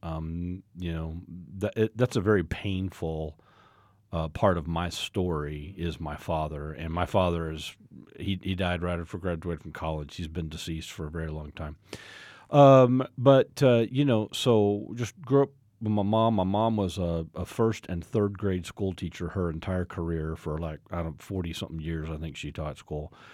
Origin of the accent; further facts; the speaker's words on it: Fort Worth, Texas, United States; moved away as an adult; now in Oklahoma, United States; I was born and raised in a suburb of Fort Worth, Texas